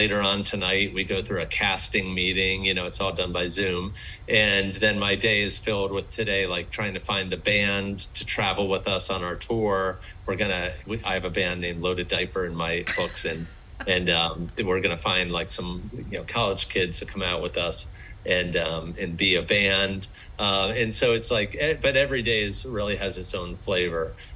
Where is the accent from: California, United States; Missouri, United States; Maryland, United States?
Maryland, United States; I grew up in Maryland.